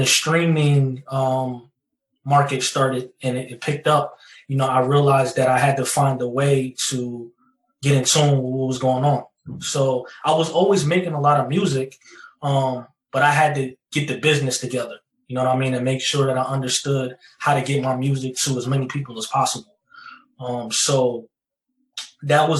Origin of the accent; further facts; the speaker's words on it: New Jersey, United States; I'm from New Jersey